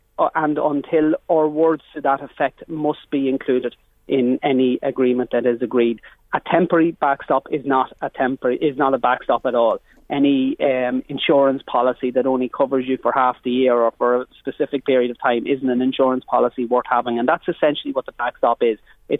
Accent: Ireland; as Irish political representatives

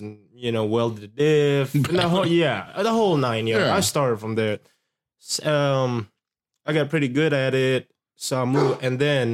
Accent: Indonesia; moved away; I didn't grow up in here. I grew up back in Indonesia

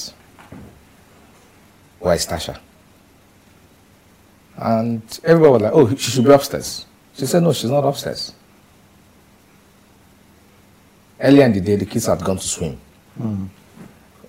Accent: Achi, Enugu State, Nigeria; moved away; I'm from Achi, Ijiriva, local government of Enugu State

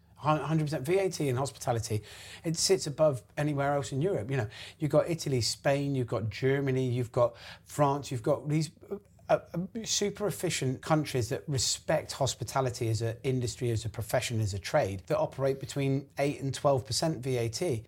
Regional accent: Gloucester, South West England, United Kingdom; moved away as an adult; also born or lived in London; we're from Gloucester

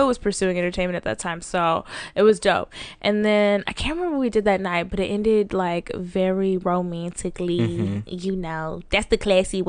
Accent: Dallas, Texas, United States; So, yeah, I'm a bird from Dallas.

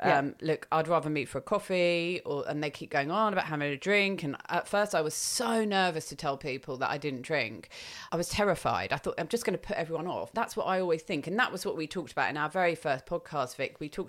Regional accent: England, United Kingdom; I also don't put on there that I'm English.

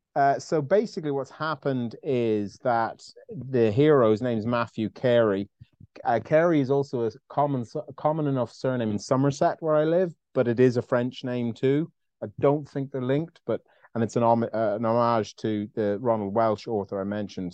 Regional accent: Ireland; I'm Irish

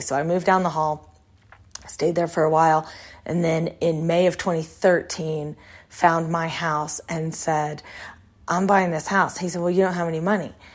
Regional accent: Texas, United States; when I grew up in Texas

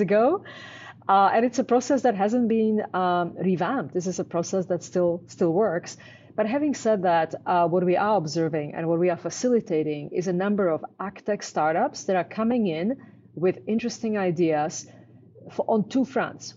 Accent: Canada; I'm Canadian.

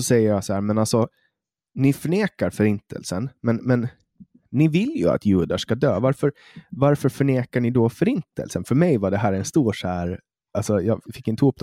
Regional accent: Åland Islands; nu kommer jag från Åland

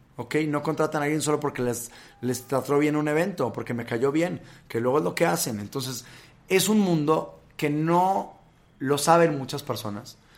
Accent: Monterrey, Nuevo León, Mexico; moved away as an adult; now in Mexico City, Mexico; Yo soy de Monterrey. Yo nací ahí, estuve pues casi 20 años de mi vida por allá

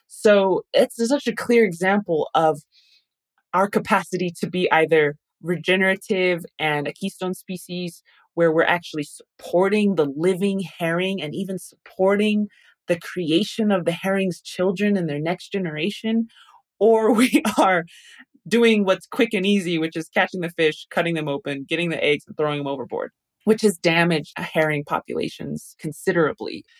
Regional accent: Taos, New Mexico, United States; now in Albuquerque, United States; I'm from Taos, New Mexico, originally. That's where I grew up, but I currently live in Albuquerque, New Mexico

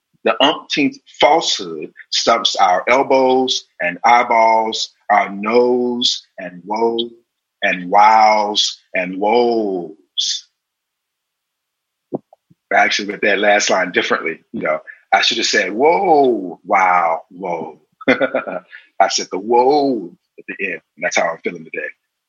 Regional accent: South Carolina, United States; also born or lived in various places; even in the places that I'm from, even now when I go back to South Carolina, nobody looks at me like I'm from South Carolina.

